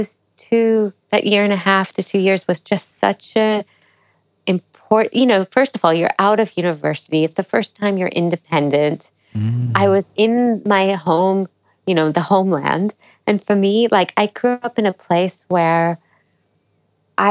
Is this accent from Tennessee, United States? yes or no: yes; Memphis, Tennessee, United States; moved away; I'd done Indian music at home, like kind of in my hometown, but never to a great degree because we didn't really have a really solid Indian performing arts culture in Memphis, Tennessee